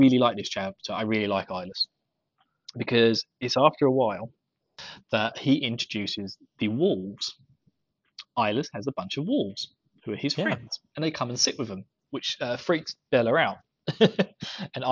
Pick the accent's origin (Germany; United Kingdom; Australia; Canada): United Kingdom; Essex, East of England; I'm from Essex.